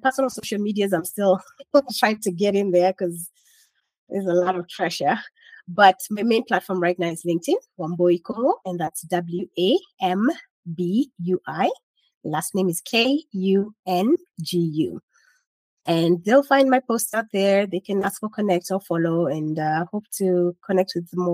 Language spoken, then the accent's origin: English; Kenya; now in United States; I'm Kenyan, so I still eat traditional Kenyan dishes.